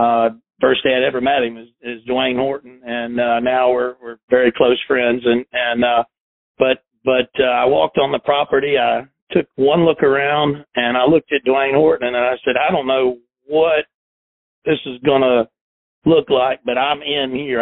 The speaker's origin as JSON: {"language": "English", "region": "South Carolina", "country": "United States", "tie": "born or raised there", "also_born_or_lived": "Chattanooga, Tennessee", "said": "while I grew up in South Carolina, I was born uh, near Chattanooga, Tennessee"}